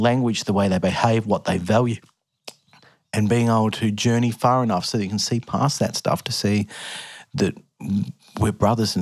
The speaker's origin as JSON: {"language": "English", "town": "Melbourne", "region": "Victoria", "country": "Australia", "tie": "born or raised there", "also_born_or_lived": "Dandenong / Alice Springs", "said": "I grew up in Mill Park for my teenage years. We moved out there when I was about 13."}